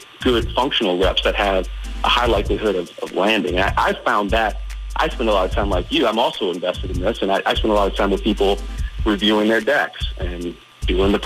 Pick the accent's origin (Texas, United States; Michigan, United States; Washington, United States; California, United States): Michigan, United States; Detroit; also born or lived in Chicago / Boston / Atlanta; now in Richmond, United States; I grew up in Detroit. I moved here from Chicago. I lived in Boston. I've lived in Atlanta